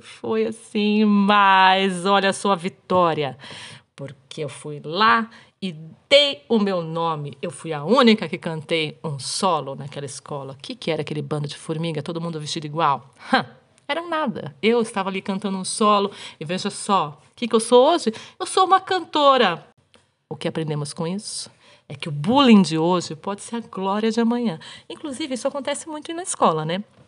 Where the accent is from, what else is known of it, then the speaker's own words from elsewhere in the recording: Brazil; aqui onde eu, onde eu nasci, onde eu cresci, onde eu moro ainda hoje, é frio, é mais frio do que, sei lá, do que São Paulo